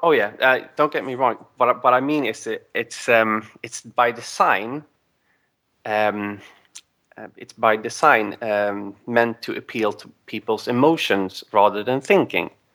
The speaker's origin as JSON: {"language": "English", "country": "Sweden", "second_language": "English", "said": "I am from Sweden"}